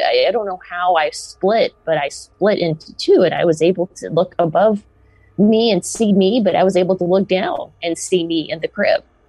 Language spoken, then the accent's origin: English; the South, United States; I grew up in the South in America